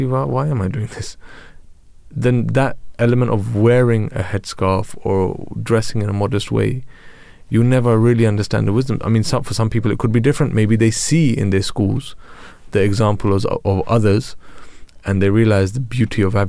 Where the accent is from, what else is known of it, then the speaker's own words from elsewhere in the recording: London, United Kingdom; I'm from Tooting.